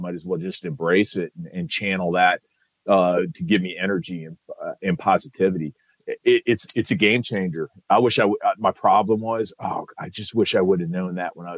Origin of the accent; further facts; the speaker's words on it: Iowa City, Iowa, United States; moved away; I was in from Iowa City, Iowa